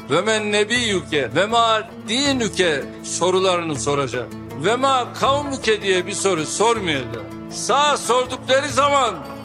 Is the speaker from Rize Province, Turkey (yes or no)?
yes; Rize Province, Turkey; Baba biz Laz mıyız, Türk müyüz dedim. Rizeliyiz ya, kimisi siz Lazsınız diyor, kimisi Türksünüz diyor.